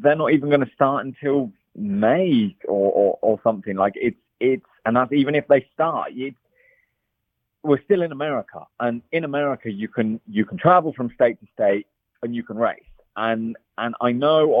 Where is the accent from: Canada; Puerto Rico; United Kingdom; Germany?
United Kingdom; England; now in California, United States; I'm English